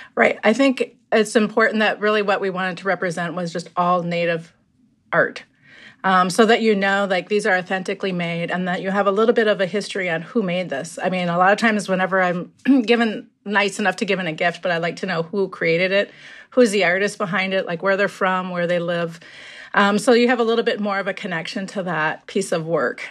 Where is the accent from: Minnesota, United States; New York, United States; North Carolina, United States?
Minnesota, United States; Minneapolis; also born or lived in Lower Sioux; I grew up in Minneapolis